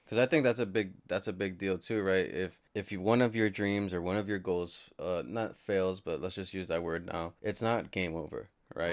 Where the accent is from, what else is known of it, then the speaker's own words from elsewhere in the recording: Yonkers, New York, United States; my hometown of Yonkers